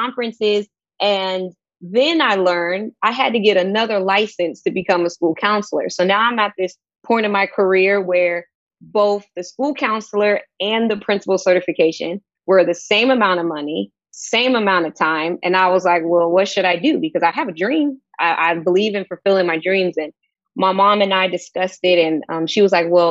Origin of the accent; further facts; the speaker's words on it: Sacramento, California, United States; moved away as an adult; also born or lived in Houston, Texas; now in Portland, United States; I moved there from Sacramento, California, where I'm born and raised